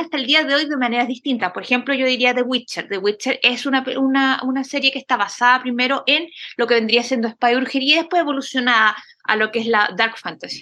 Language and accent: Spanish; a town outside Concepción, Biobío, Chile; yo vivía en un pueblo apartado de Conce